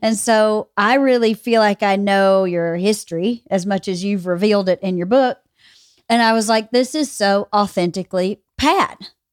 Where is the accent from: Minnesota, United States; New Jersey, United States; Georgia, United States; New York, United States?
Georgia, United States; near Cedartown; thirty minutes from where I grew up